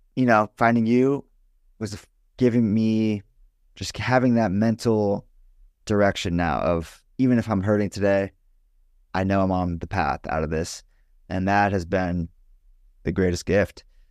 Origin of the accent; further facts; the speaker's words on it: Los Angeles, California, United States; I'm from Los Angeles